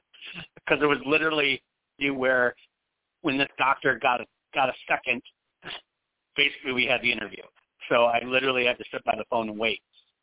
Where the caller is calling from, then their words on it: Phoenix, Arizona, United States; I am in Phoenix.